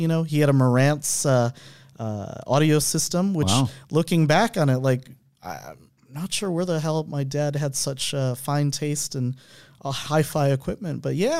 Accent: Buffalo, New York, United States; also born or lived in New Haven, United States; I was born in New Haven, Connecticut. And my mom was a librarian at the college, and then we lived there for a year and then moved to a cold place called Buffalo, New York, if anybody knows that.

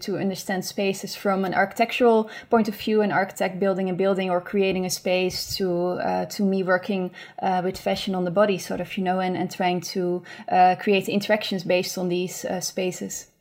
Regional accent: Beemster, North Holland, Netherlands; I grew up in Beemster, mm-hmm. which is uh, in the Netherlands

